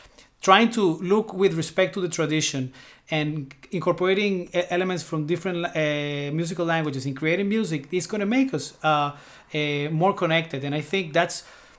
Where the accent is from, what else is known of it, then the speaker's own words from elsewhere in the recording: Venezuela; moved away as an adult; also born or lived in Colombia; now in New York, United States; I was born in Colombia, and when I was a baby, 2 years old, my parents moved to Venezuela.